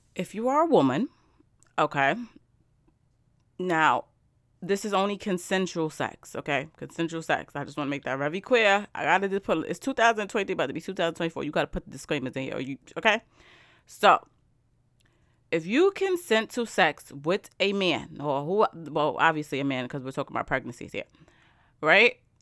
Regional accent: New York, United States; I'm from New York.

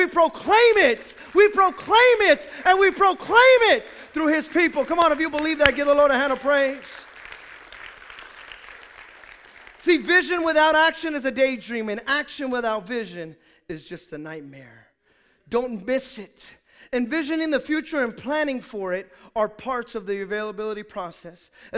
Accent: Hayward, California, United States; where are you from? And I say Hayward, they go, oh, you're from Hayward?

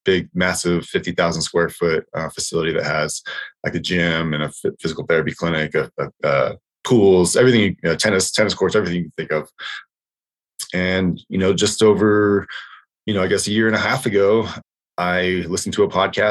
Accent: Seward, Alaska, United States; moved away as an adult; also born or lived in Oregon; I grew up in Seward, Alaska, a little small town up in Alaska.

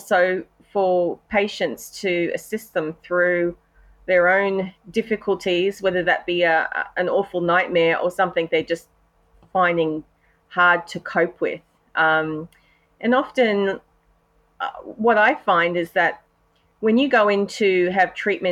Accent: Australia; accent: Australian; I'm an Aussie, as you can hear from my accent. We live in Brisbane, Australia

